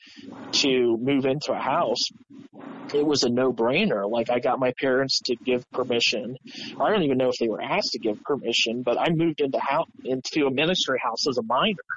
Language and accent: English; Columbus, Ohio, United States; I was a Columbus kid.